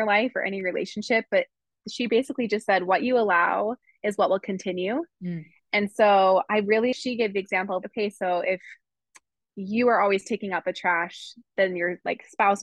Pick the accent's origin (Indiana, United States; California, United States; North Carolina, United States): California, United States; I grew up in California